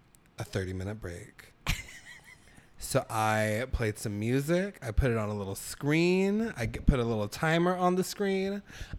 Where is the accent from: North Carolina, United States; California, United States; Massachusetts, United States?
California, United States; Orange County; I grew up in Orange County